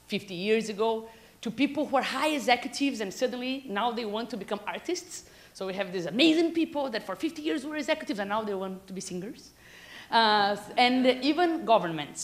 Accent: Brazil; moved away as an adult; also born or lived in Silicon Valley; I'm from Brazil

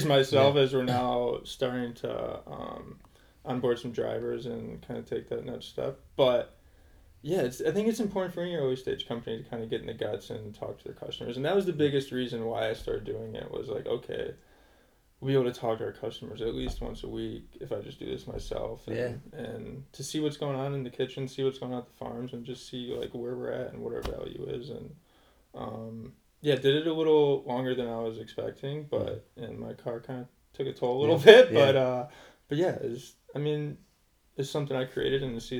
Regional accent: Byron Center, Michigan, United States; now in Boston, United States; I grew up in Barn Center, Michigan, just south of Grand Rapids

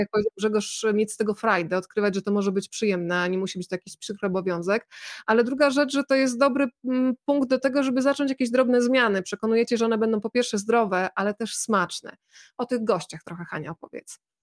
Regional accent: Bydgoszcz, Kuyavian-Pomeranian Voivodeship, Poland; moje rodzinne miasto, Bydgoszcz

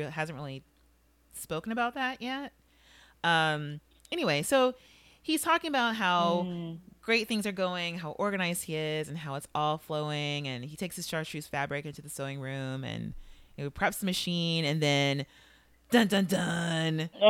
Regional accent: Chicago, Illinois, United States; This relates to my background somehow, growing up in Chicago.

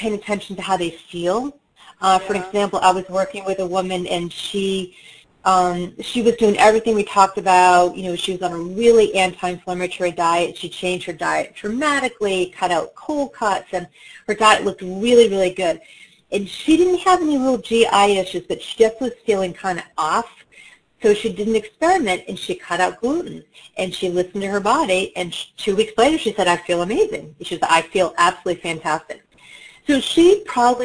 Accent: New York City, New York, United States; I'm from New York

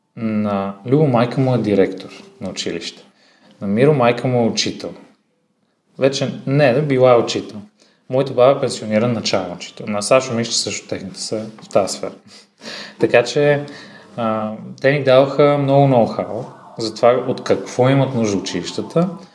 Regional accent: Sofia, Sofia City, Bulgaria; съм роден в София на 27 години съм

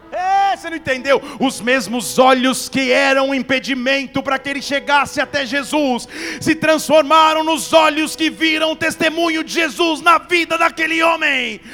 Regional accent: Barbacena, Minas Gerais, Brazil; Lá na minha infância em Barbacena

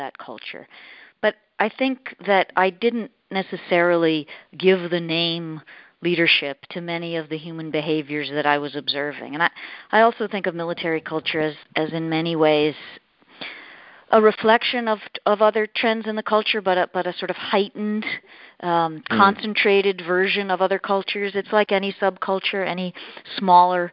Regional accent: Boston, Massachusetts, United States; moved away; I'm from Boston originally

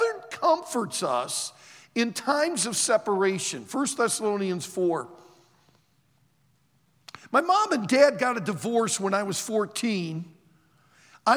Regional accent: Bloomfield Hills, Michigan, United States; also born or lived in Traverse City, Michigan; Mom and I moved from the Detroit area up to Bloomfield Hills, or from Bloomfield Hills up to Traverse City, Michigan

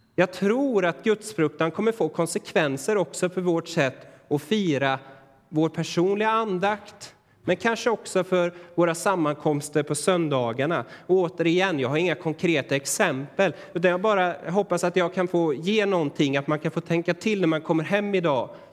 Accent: Sweden; för oss idag som moderna svenskar

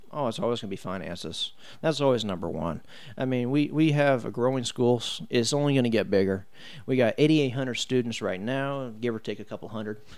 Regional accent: Brownsburg, Indiana, United States; I was born and raised here in Brownsburg

